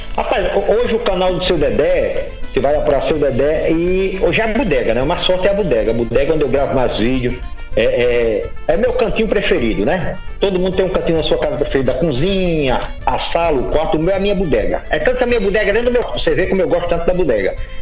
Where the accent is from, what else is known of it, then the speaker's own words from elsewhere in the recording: Santo Antônio, Rio Grande do Norte, Brazil; eu sou de Santo Antônio de da Onça